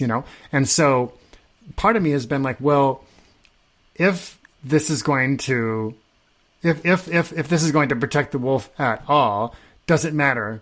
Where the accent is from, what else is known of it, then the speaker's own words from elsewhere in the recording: Nebraska, United States; I grew up in Nebraska.